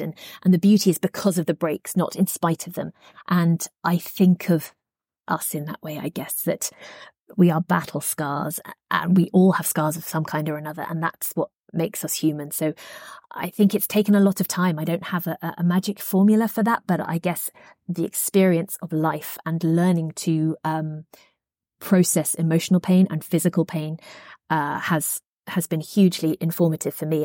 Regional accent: United Kingdom; I grew up in Margaret Thatcher's Britain

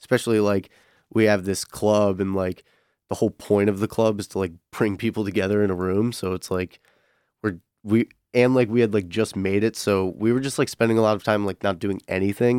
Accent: Connecticut, United States; now in Michigan, United States; I'm originally from Connecticut

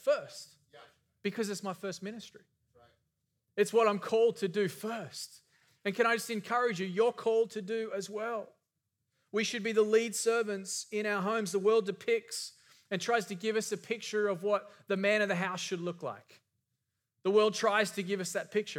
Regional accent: Australia; moved away; I grew up in Australia.

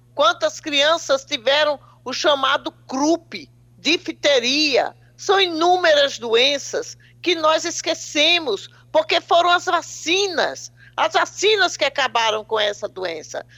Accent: Paraíba, Brazil; eu sou paraibana, então falar para os meus conterrâneos é um prazer duplo

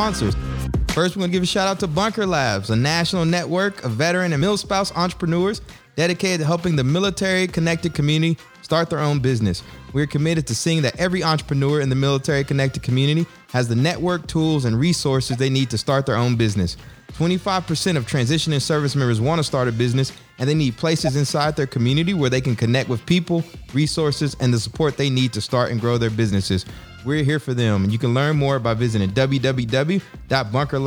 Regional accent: College Station, Texas, United States; I'm from College Station

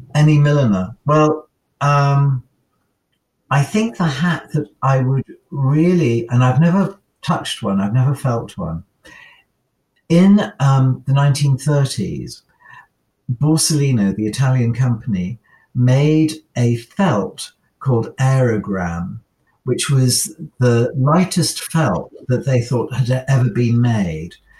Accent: United Kingdom; as a Brit

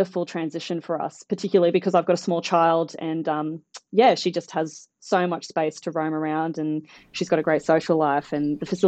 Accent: Brisbane, Queensland, Australia; moved away as an adult; also born or lived in Sydney, Australia; now in Birchip, Australia; I am originally from Brisbane, where I did my undergraduate at QUT, Queensland University of Technology.

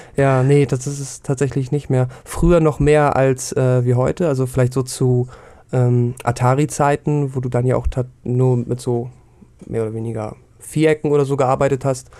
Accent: Hamburg, Germany; ich komme wie du aus Hamburg

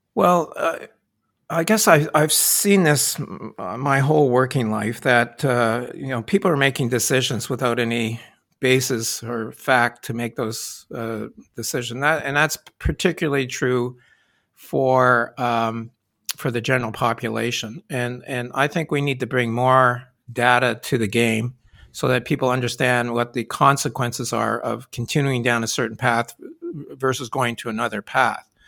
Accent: Sherbrooke, Quebec, Canada; moved away as an adult; also born or lived in Halifax, Nova Scotia; I was born and brought up in Sherbrooke, Quebec

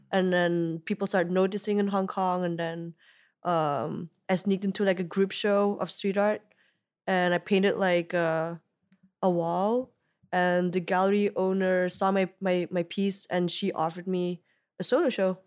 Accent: Belgium; moved away as an adult; also born or lived in Ghent; growing up in Belgium, like, you know, in that little town

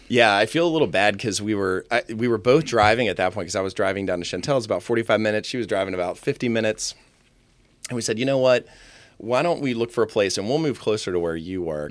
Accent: Tom's Brook, Virginia, United States; born or raised there; also born or lived in Fairfax, Virginia / Vienna, Virginia

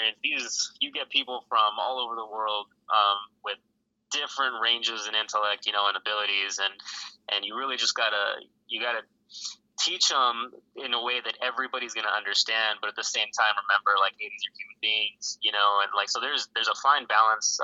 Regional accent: Los Angeles, California, United States; moved away as an adult; also born or lived in Alaska; now in Fayetteville, United States; I grew up in Los Angeles

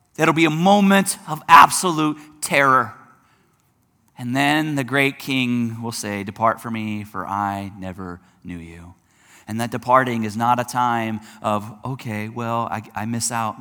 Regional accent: United States; I'm an American

